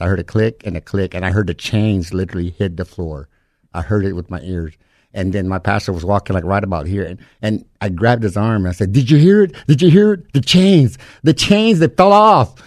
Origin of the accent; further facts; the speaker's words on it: Livingston, Texas, United States; I'm from the Alabama Corsada Indian Reservation, Livingston, Texas.